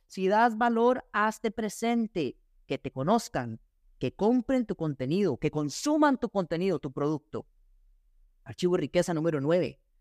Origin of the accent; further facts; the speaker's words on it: Costa Rica; soy costarricense